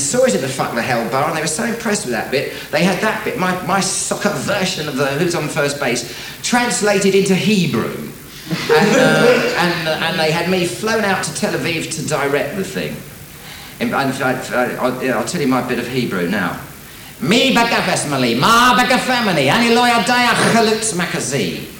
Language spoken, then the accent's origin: English; England, United Kingdom; accent: English; my English accent would come through